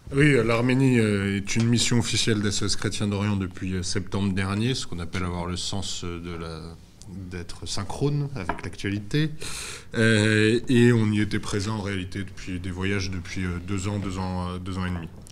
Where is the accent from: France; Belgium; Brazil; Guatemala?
France; quand on est français et qui plus est catholique